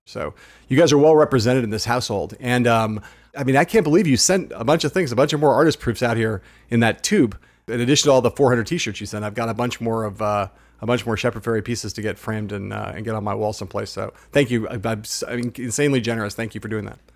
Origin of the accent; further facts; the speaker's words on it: Los Angeles, California, United States; my hometown